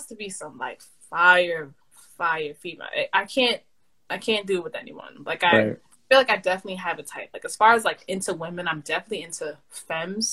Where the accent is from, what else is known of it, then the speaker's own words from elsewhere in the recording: New York City, New York, United States; I'm from New York City. I'm from the Bronx.